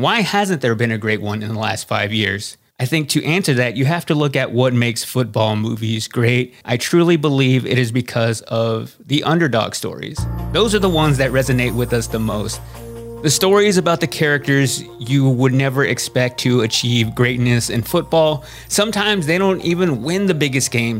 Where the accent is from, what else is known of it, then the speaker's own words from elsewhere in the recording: Waxahachie, Texas, United States; I grew up in Waxahachie, Texas